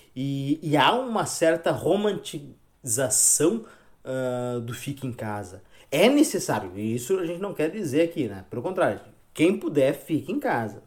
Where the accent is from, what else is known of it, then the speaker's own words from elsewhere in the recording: Brazil; Nós brasileiros